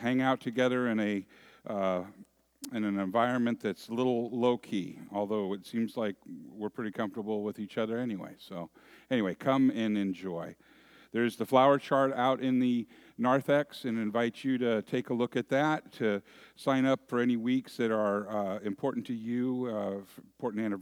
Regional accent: San Francisco Bay Area, California, United States; moved away; I'm from the San Francisco Bay Area

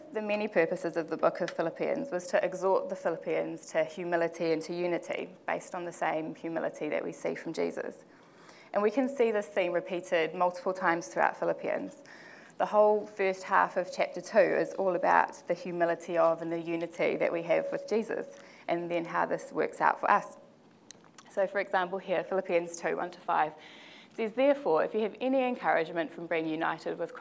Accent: Porirua, Wellington, New Zealand; I was born and raised in the Porirua area

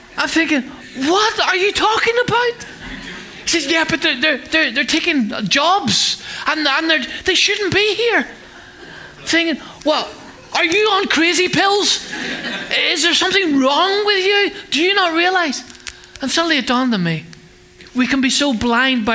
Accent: Northern Ireland, United Kingdom; now in England, United Kingdom; We grew up in Northern Ireland

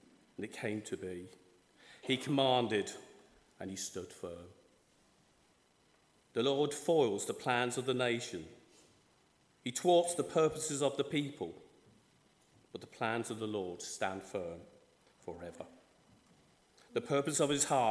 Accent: Ireland; I'm from the Republic of Ireland.

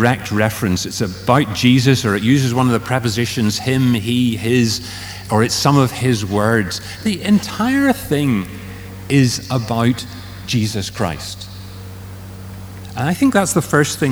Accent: Strabane, Northern Ireland, United Kingdom; moved away; I was born in Strabane.

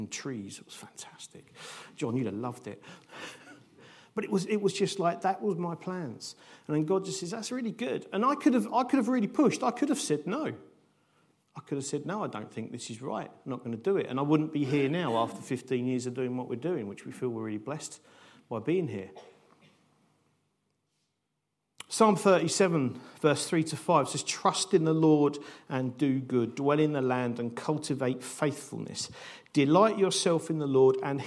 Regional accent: United Kingdom; how do we live as nice British people in this country

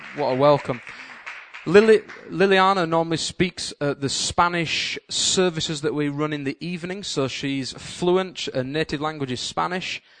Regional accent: Yorkshire and the Humber, United Kingdom; now in Cambridge, United Kingdom; me as a Yorkshireman

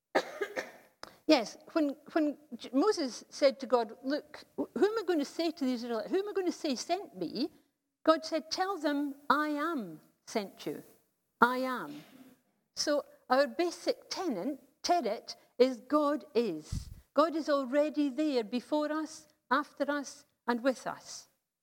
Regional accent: United Kingdom; As a British society

